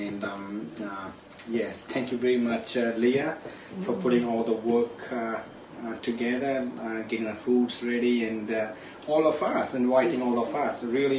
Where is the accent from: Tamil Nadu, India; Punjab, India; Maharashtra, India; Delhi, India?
Punjab, India; moved away as an adult; now in New Zealand; I'm Punjabi Indian. Moved here around 12 years ago.